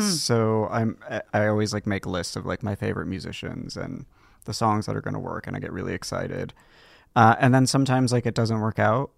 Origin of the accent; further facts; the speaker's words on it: Los Gatos, California, United States; also born or lived in Hollister, California / Saratoga, California; I was born in Los Gatos, California